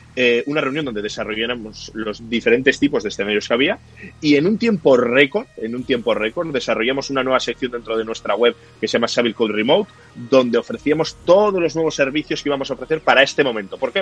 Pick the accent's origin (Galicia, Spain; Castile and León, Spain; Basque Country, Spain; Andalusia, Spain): Basque Country, Spain; Bilbao; somos de Bilbao